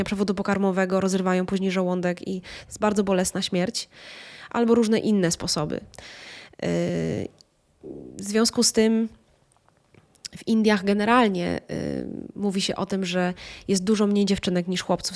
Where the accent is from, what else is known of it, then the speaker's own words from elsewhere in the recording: Lower Silesian Voivodeship, Poland; jak to mówią u nas na Dolnym Śląsku